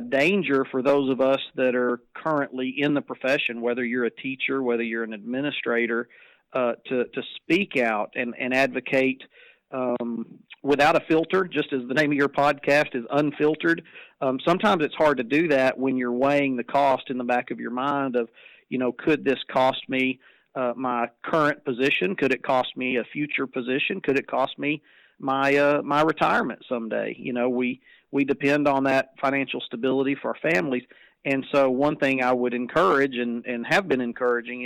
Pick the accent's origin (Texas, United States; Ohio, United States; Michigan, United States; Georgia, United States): Texas, United States; it was my hometown